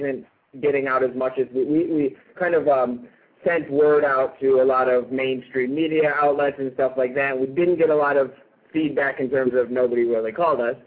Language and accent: English; Rochester, New York, United States; now in Los Angeles, United States; I was born and raised in Rochester, New York